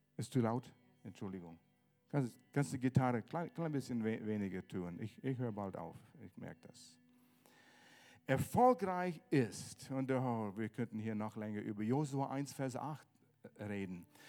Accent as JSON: {"language": "German", "country": "Canada", "second_language": "German", "moved": "yes", "said": "ich komme aus Kanada"}